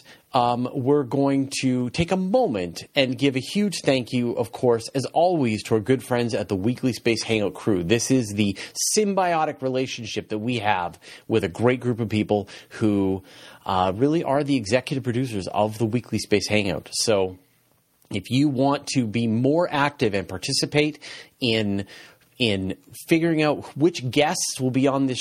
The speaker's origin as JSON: {"language": "English", "country": "Canada", "said": "I'm Canadian"}